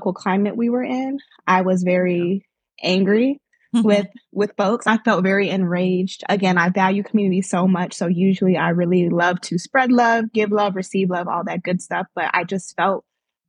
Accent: Norfolk, Virginia, United States; I am from Norfolk/Chesapeake, Virginia, with origins from Nigeria. My parents are Nigerian

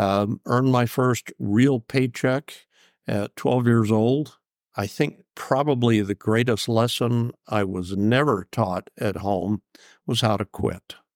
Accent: Southern Oregon, United States; I grew up in Southern Oregon

